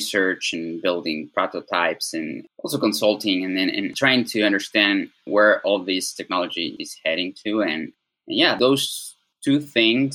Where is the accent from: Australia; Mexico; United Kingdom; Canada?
Mexico; Puebla; also born or lived in Cholula; not far from Puebla, my hometown